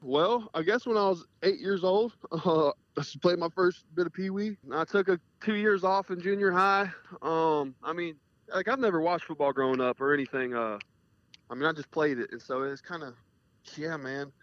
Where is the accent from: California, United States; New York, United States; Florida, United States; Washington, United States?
Florida, United States; Jacksonville; moved away as an adult; also born or lived in Colorado; now in Kentucky, United States; so I'm from North Florida in Jacksonville, and I just lived the last five years in South Florida. So been there my whole life